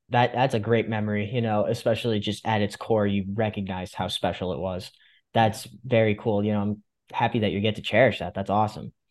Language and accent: English; Fairfield County, Connecticut, United States; I'm from Fairfield County.